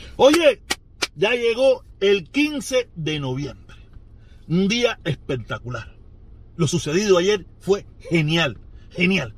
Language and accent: Spanish; Cuba; Los cubanos